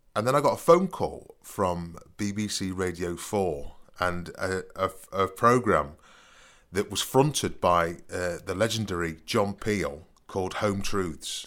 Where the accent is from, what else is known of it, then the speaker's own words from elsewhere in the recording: Nottingham, East Midlands, United Kingdom; I came from Nottingham, 'cause I said I'm from Nottingham.